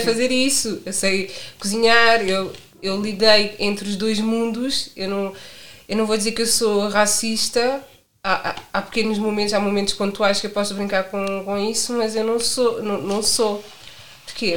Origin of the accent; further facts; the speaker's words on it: Portugal; Sou do bairro da Bugalheira.